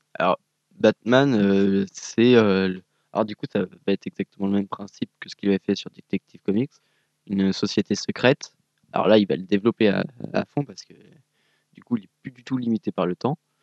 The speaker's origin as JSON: {"language": "French", "country": "France", "said": "je suis français"}